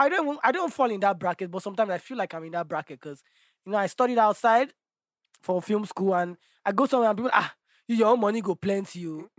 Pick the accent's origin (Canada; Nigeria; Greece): Nigeria